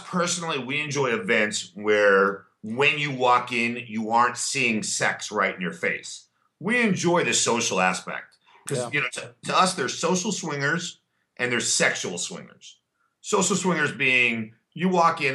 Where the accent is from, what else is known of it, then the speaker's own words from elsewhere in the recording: La Jolla, California, United States; also born or lived in Chicago / Wilmette; now in Los Angeles, United States; I grew up in a town called La Jolla right outside of San Diego